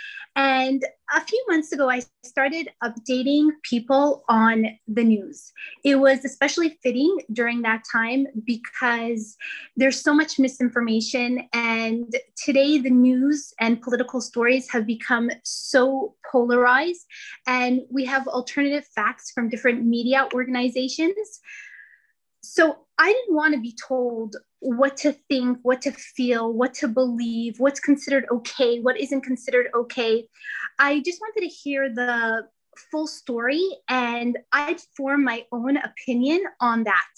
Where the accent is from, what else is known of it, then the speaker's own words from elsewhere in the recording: Canada; now in New York, United States; I'm originally from Canada. I live in New York.